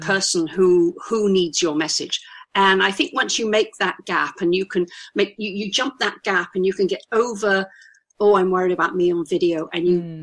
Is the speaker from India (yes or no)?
no; United Kingdom; accent: poncy old Brit, toffee nosed; I'm a Brit. Listen to my accent. I think I'm a poncy old Brit